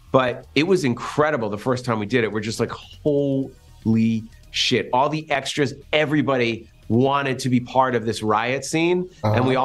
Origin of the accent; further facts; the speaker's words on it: Massachusetts, United States; My best friend, Jeff Rendell, and I, we grew up in Massachusetts